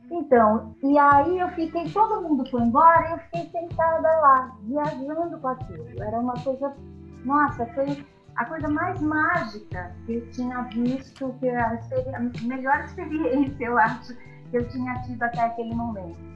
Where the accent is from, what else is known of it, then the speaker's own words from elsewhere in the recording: São Bernardo do Campo, São Paulo, Brazil; also born or lived in Santo André; nasci em Santo André e eu morava em São Bernardo.